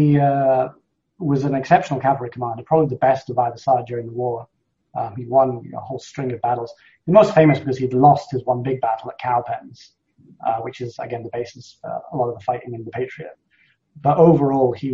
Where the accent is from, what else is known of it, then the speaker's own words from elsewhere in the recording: Scotland, United Kingdom; as a Scot